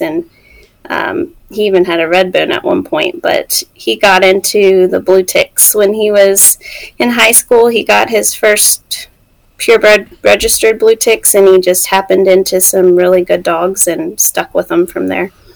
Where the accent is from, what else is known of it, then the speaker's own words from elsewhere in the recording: West Virginia, United States; moved away as an adult; also born or lived in Mississippi; we're both from West Virginia. Um, we grew up like 30 minutes apart